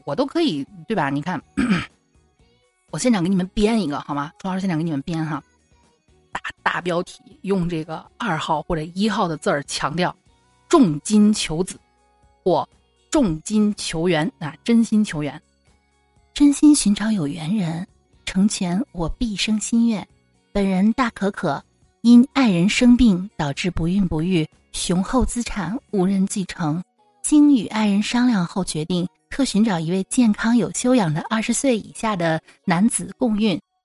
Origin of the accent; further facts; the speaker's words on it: Shanxi, China; now in Xi'an, China; 我只能是先回我老家，就是山西这边儿来暂避一下，从山东跑到山西